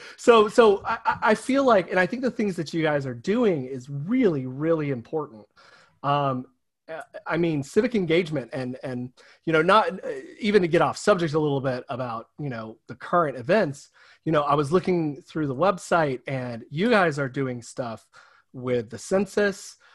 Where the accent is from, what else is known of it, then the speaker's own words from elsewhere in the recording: the South, United States; in small towns my entire life, um, small rural towns in the South